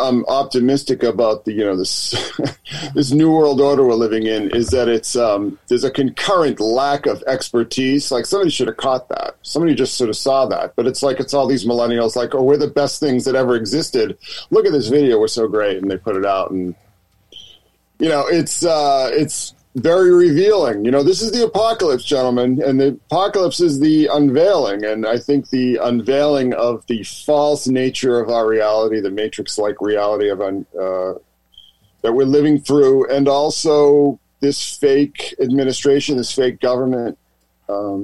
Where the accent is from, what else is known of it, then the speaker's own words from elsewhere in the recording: Massachusetts, United States; I'm from Massachusetts